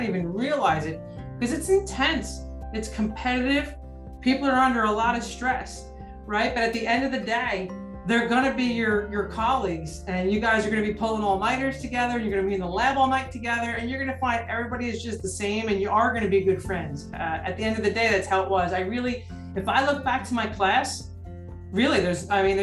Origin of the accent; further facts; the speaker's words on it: New Jersey, United States; we're from New Jersey